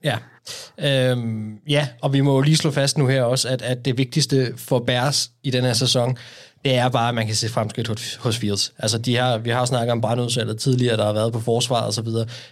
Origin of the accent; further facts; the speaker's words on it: Denmark; som danskere.